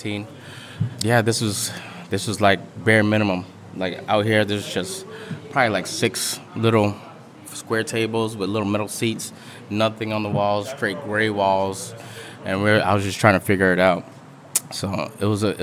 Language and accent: English; New Orleans, Louisiana, United States; I'm from New Orleans, I'm Vietnamese